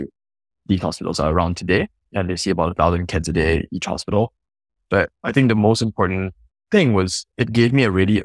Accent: Singapore; I'm originally from Singapore, grew up really middle class

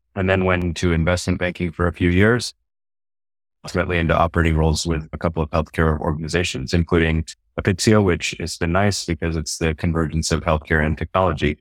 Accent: Texas, United States; also born or lived in Houston, Texas / Austin, Texas; I grew up in Texas in a small town originally, and then family moved to uh, Houston later on

